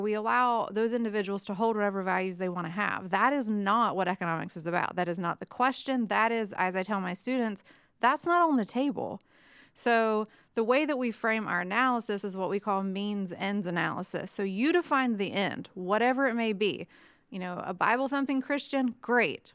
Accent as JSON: {"language": "English", "region": "West Virginia", "country": "United States", "tie": "born or raised there", "also_born_or_lived": "Mississippi", "moved": "as an adult", "lives_now": "Chattanooga, United States", "said": "I grew up in West Virginia"}